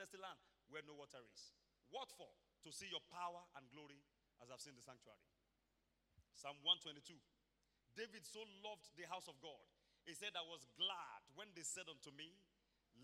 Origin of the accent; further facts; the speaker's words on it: Iboropa-Akoko, Ondo, Nigeria; I come from Iboropakoko, Ondo State, Nigeria